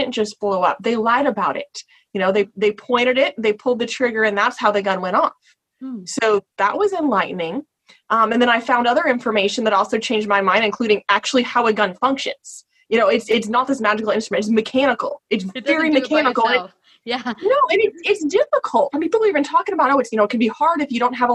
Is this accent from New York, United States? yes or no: no; Texas, United States; I grew up in Texas